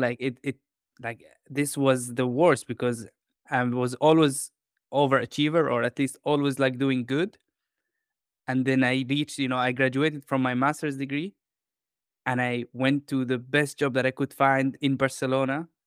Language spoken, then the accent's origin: English; Jordan; moved away; also born or lived in London / Spain / Denmark / Italy; I grew up in Jordan in, um, I would say in a humble, uh, you know, like, environment.